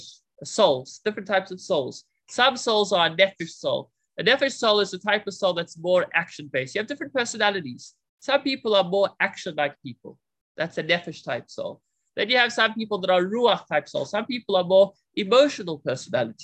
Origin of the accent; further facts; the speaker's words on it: South Africa; I'm the South African